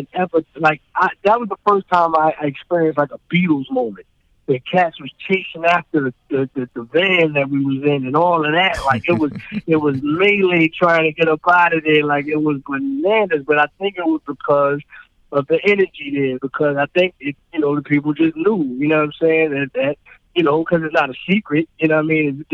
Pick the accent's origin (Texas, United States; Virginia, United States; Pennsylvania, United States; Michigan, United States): Pennsylvania, United States; Philadelphia; also born or lived in Buffalo, New York; raised in my formidable years in Philly